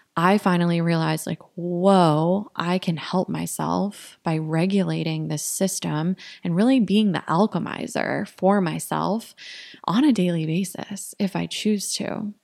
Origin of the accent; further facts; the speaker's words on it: Connecticut, United States; moved away as an adult; also born or lived in Florida / Storrs (UConn), Connecticut / Boston, Massachusetts; now in Austin, United States; I grew up in Connecticut, went to Yukon, and then lived in Boston for eight years before I moved here last year